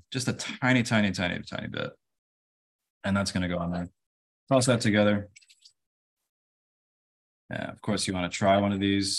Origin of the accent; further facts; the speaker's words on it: San Diego, California, United States; also born or lived in Denver; I grew up in San Diego.